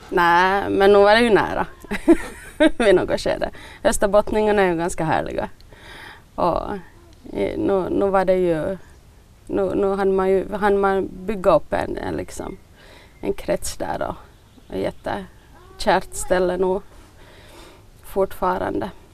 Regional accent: Bromarv, Uusimaa, Finland; also born or lived in Överby / Ostrobothnia; jag är, jag är född i eh, Överby egentligen, där mamma och pappa var sån lärare. Och så flyttade de till Bromarv när jag var halvt år gammal. Så jag har nog nästan bott här hela, hela livet.

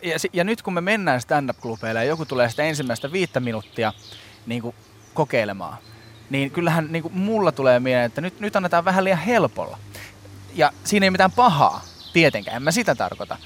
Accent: South Ostrobothnia, Finland; mä oon Etelä-Pohjanmaalta

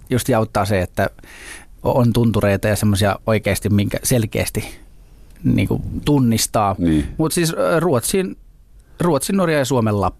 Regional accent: Southern Finland, Finland; now in Helsinki, Finland; Mä, mä oon etelä kotoisin, oli niinku makeeta muuttaa isompiin kaupunkeihin, sitten loppujen lopuksi Helsinkiin

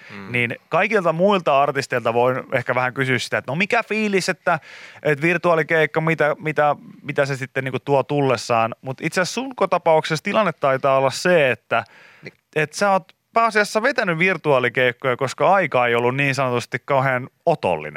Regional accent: Pori, Satakunta, Finland; mä oon Porista

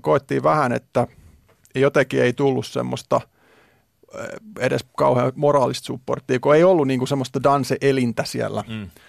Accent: Finland; mä tuun Suomesta

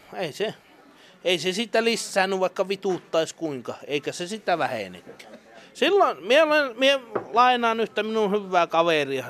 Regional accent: Enontekiö, Lapland, Finland; also born or lived in Kittilä; minä olen tuolta Enontekijöltä Vuontisjärven

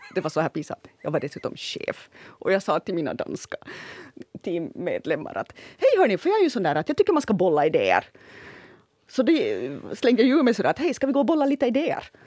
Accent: Ostrobothnia, Finland; accent: Ostrobothnian; jag kommer från Österbotten mm. att jag hade nog en stor fördel i att, att den, min österbottniska dialekt

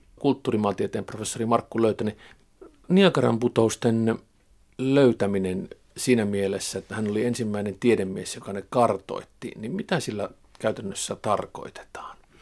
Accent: Savo-Karelia / North Karelia, Finland; olen itse sieltä kotoisin

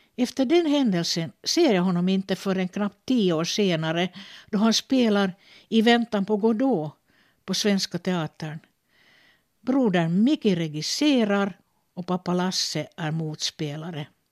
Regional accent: Finland; teaterchef på olika teatrar här hemma i Finland, men också i Sverige

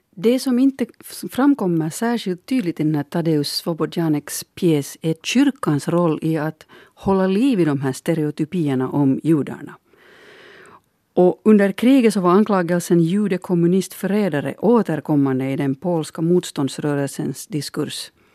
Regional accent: Finland; min bakgrund som, som finländare

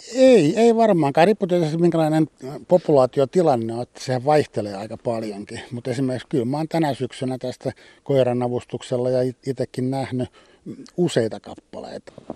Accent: Espoo, Uusimaa, Finland; Mä itse vietin nuoruuteni Espoossa

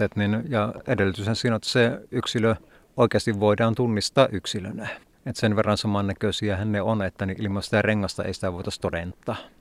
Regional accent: Polvijärvi, North Karelia, Finland; kotipitäjässä Polovijärvellä

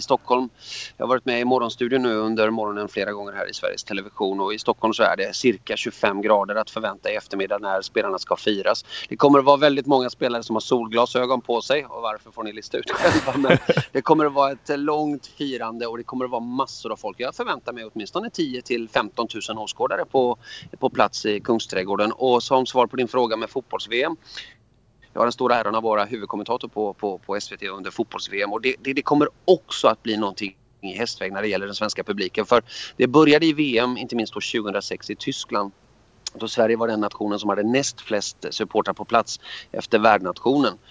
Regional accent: Hamina, Kymenlaakso, Finland; now in Sweden; Jag är född i Hamina i, Mar- eh, i Fredrikshamn

